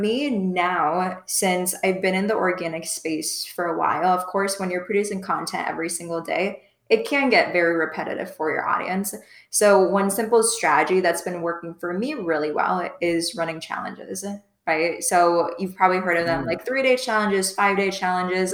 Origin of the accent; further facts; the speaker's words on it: Midwest, United States; moved away as an adult; also born or lived in Iowa State University (college); now in South Florida, United States; I'm from the Midwest, but I just moved to South Florida about a year ago now